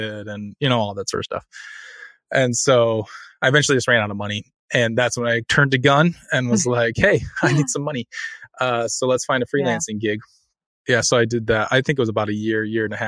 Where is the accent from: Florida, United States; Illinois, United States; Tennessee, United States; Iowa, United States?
Iowa, United States; moved away; I'm from Iowa originally